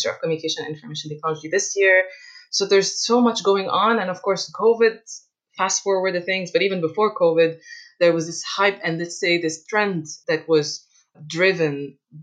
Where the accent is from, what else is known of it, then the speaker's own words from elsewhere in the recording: Egypt; moved away as an adult; also born or lived in France; I moved back to Egypt, my home country